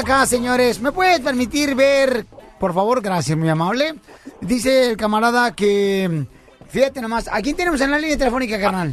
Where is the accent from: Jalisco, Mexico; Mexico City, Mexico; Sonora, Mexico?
Jalisco, Mexico; now in United States; soy de Jalisco.